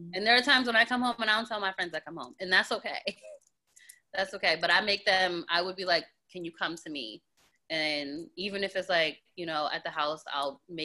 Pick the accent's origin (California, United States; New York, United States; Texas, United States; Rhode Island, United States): Rhode Island, United States; now in New Jersey, United States; I'm originally from Rhode Island